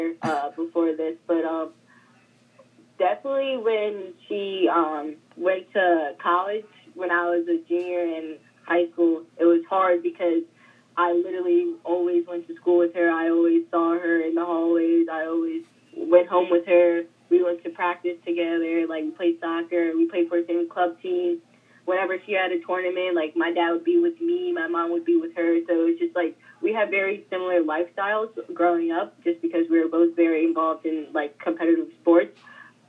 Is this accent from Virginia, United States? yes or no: no; Calvert County, Maryland, United States; also born or lived in Prince George's County, Maryland; growing up in Calvert County